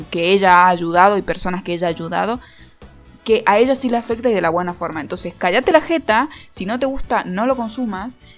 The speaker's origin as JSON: {"language": "Spanish", "region": "Catamarca", "country": "Argentina", "lives_now": "Córdoba, Argentina", "said": "vivo en Córdoba, soy de Catamarca, pero vivo en Córdoba."}